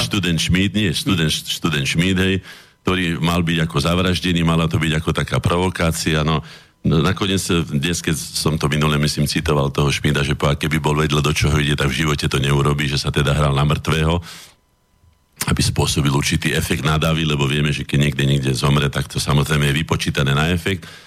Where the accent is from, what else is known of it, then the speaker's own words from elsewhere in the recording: Slovakia; also born or lived in Bratislava (Štrkovec); sme my Slováci